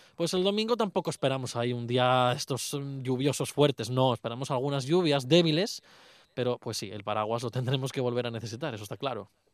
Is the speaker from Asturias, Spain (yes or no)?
yes; Luanco, Asturias, Spain; mi pueblo, por Luanco